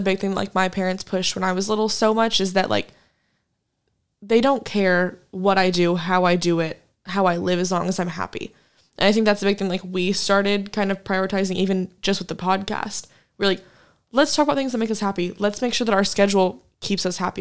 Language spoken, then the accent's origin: English; Wichita, Kansas, United States; moved away as an adult; now in Fort Worth, United States; my hometown back in Kansas